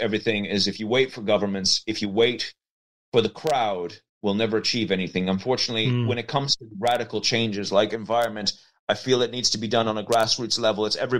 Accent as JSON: {"language": "English", "region": "Leinster", "country": "Ireland", "said": "So I'm a filmmaker from County Meath. The accent probably is going to make you not believe me, but I am a filmmaker. I'm Irish. And I come from an old Norman family"}